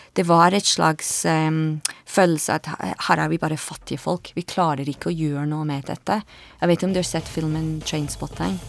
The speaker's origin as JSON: {"language": "Norwegian", "town": "Edinburgh", "region": "Scotland", "country": "United Kingdom", "second_language": "Norwegian", "moved": "as an adult", "lives_now": "Oslo, Norway", "said": "jeg kommer fra Edinburgh i Skottland. Jeg eh, bodde i Norge i litt over 15 år"}